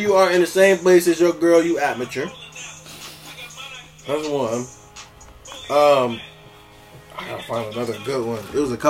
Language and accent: English; Warren, Ohio, United States; No, Warren, Ohio, my hometown.